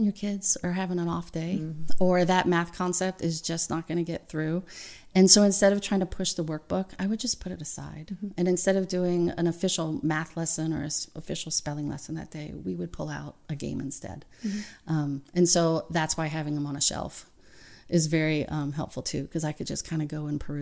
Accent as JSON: {"language": "English", "region": "the South", "country": "United States", "moved": "yes", "said": "I'm from the South"}